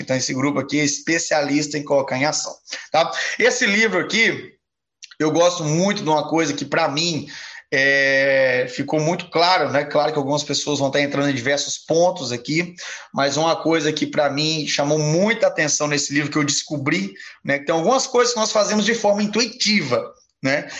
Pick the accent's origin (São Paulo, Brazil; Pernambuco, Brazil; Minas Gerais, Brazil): Minas Gerais, Brazil; moved away; also born or lived in Ponta Negra; eu sou mineiro